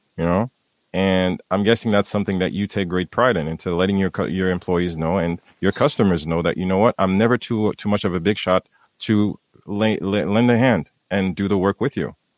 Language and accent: English; Haiti; moved away; myself growing up in Haiti